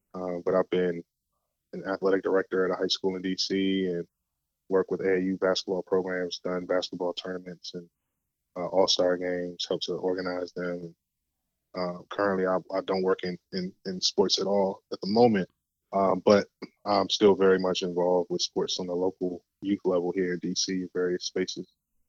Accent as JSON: {"language": "English", "town": "Washington", "region": "District of Columbia", "country": "United States", "also_born_or_lived": "Atlanta", "said": "since high school. I'm from Washington, D.C. Went to college in Atlanta, came back, got my master's degree in D.C. and been here ever since 2009."}